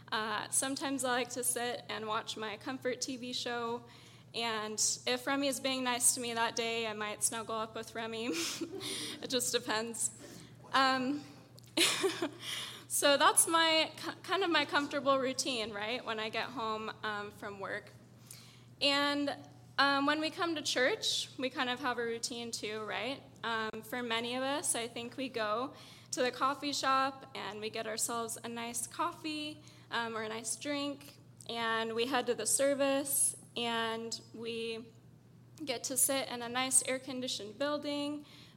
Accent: Syria; I was born and raised in the Middle East, in the country of Syria. And my parents were ministering to Muslims there, so I'm what you call a missionary kid, or an MK.

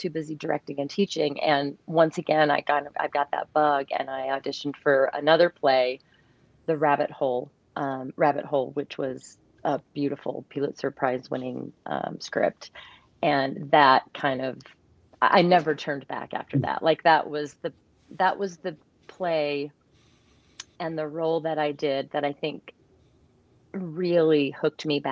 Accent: Northern Utah, Southern Idaho, United States; as a kid growing up in Southern Idaho, Northern Utah

